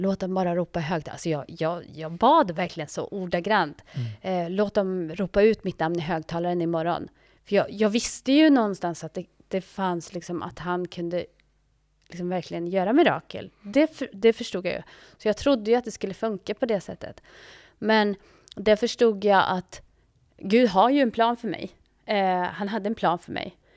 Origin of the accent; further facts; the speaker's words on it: Sweden; moved away as an adult; also born or lived in Ethiopia; jag är ju svensk